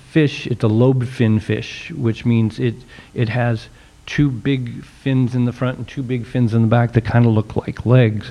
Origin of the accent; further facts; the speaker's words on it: Nebraska, United States; I'm from Nebraska